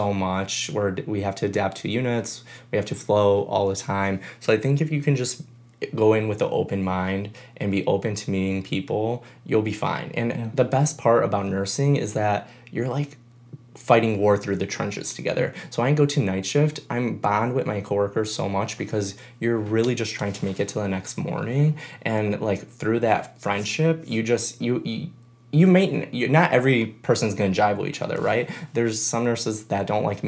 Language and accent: English; Chicago, Illinois, United States; moved away as an adult; now in San Diego, United States; I grew up in Chicago, where I knew everyone and I went to high school